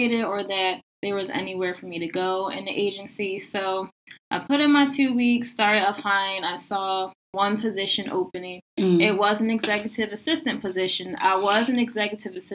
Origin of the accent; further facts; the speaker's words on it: Philadelphia, Pennsylvania, United States; moved away as an adult; now in Washington, D.C., United States; I'm originally from Philadelphia, so I've also been adjusting to the DC culture